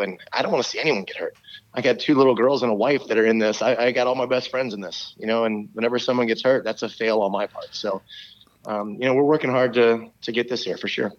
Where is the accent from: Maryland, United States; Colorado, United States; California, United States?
Maryland, United States; I'm from Maryland.